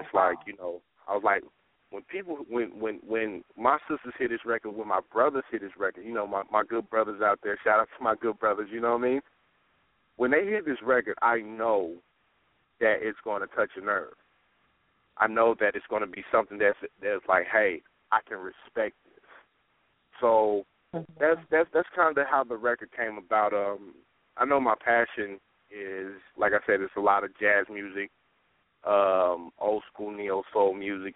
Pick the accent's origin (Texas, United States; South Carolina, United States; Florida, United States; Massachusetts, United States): Texas, United States; Dallas; now in Sacramento, United States; I am originally from Dallas, Texas